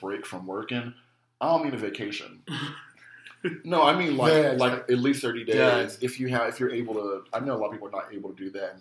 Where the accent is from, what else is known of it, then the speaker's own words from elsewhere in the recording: United States; I'm from America